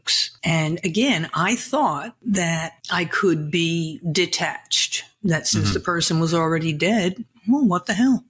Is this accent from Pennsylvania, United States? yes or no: no; Massapequa Park, New York, United States; also born or lived in Brooklyn, New York; I'm from Brooklyn, raised on Long Island in a very nice little town